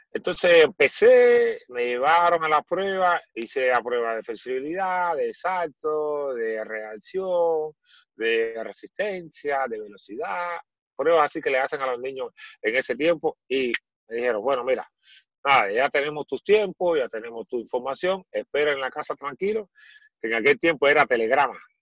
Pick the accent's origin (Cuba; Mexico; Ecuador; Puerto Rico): Cuba; born or raised there; moved away as an adult; now in Chile